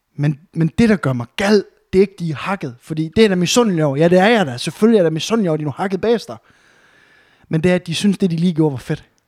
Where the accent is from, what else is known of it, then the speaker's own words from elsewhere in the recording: Varde, Southern Denmark, Denmark; now in Aarhus, Denmark; hjemme i Varde, hvor jeg var fra